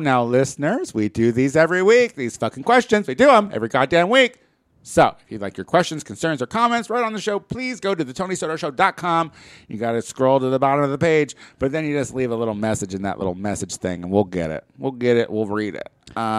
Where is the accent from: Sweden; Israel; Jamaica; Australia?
Israel; Tel Aviv, Tel Aviv District; The problem is, I'm from Tel Aviv, Israel, and there is not enough Tony around.